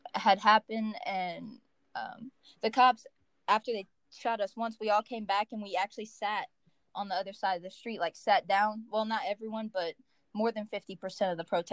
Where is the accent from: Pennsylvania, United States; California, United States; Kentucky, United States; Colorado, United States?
Kentucky, United States; Henderson; Henderson, for example, like, my hometown